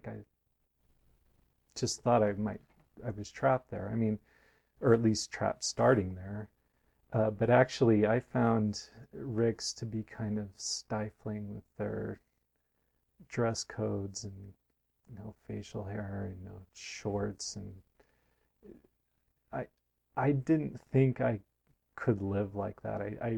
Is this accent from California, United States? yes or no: no; Provo, Utah, United States; born there; I was born in Provo to my parents attending school, and from the time I was three on, we lived there, had our house flattened by a flood in 1976.